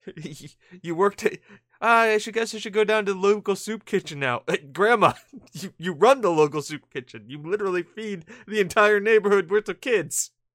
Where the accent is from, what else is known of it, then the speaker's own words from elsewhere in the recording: New England, United States; I'm from New England